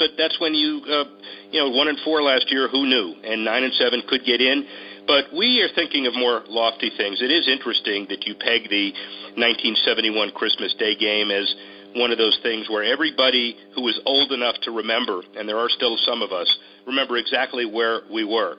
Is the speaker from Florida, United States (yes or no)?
yes; Florida, United States; Growing up in South Florida, South Florida is a melting pot